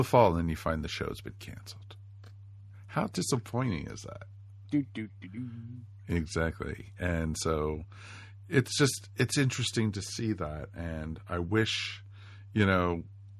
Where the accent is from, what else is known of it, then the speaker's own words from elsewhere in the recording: Washington, District of Columbia, United States; I grew up in Washington, D.C.